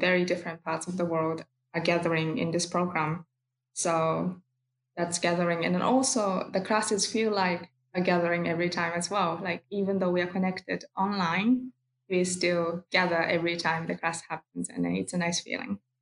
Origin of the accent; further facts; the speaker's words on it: Kyoto, Japan; I'm from Kyoto, Japan